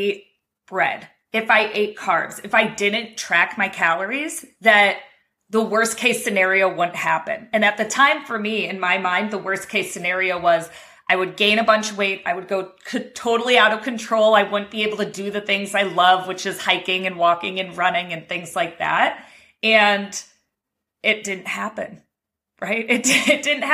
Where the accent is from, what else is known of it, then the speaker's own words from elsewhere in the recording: Cleveland, Ohio, United States; I'm from Cleveland, Ohio